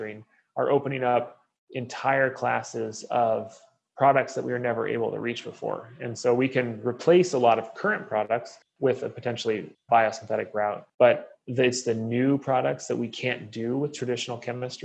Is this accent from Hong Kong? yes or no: no; Oregon, United States; moved away; I'm from Oregon originally, and so beer is part of our genetic code